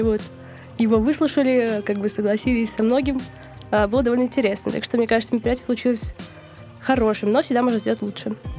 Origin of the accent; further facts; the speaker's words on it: Novosibirsk, Novosibirsk Oblast, Russia; moved away; в моем родном городе Новосибирске